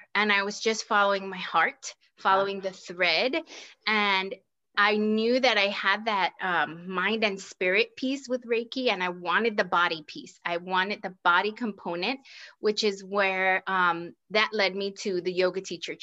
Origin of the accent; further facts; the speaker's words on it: New York City, New York, United States; moved away as an adult; also born or lived in Puerto Rico; now in Kansas, United States; my hometown is New York City by way of Puerto Rico. That's where my family is from